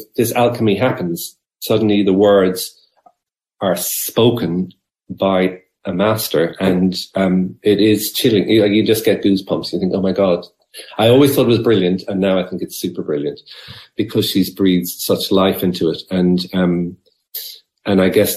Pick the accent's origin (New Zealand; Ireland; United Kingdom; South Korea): Ireland; Dungarvan, Munster; when I was a young fella growing up in Abbeyside, Dungarvan